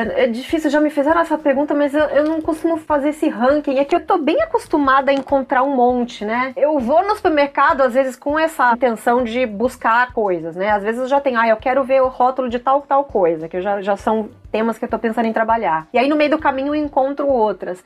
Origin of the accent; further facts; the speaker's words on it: interior of São Paulo, Brazil; now in São Paulo, Brazil; eu sou do interior de São Paulo, mas, cara, eu tô aqui já na capital faz tempo